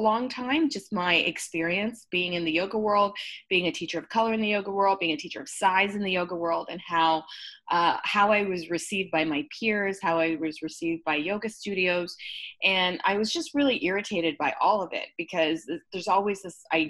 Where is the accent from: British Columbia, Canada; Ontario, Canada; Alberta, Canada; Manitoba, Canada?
Ontario, Canada; Burlington; I'm Canadian, born and raised in a smaller town. It used to be like a dirt road when I was growing up, but it's the thriving metropolis now at Burlington